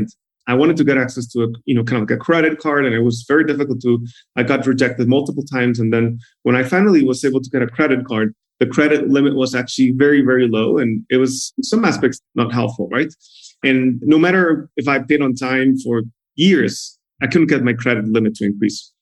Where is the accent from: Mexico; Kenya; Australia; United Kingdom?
Mexico; Guadalajara, Jalisco; also born or lived in China / Brazil / San Francisco; I was born and raised in Mexico, specifically in Guadalajara, Mexico.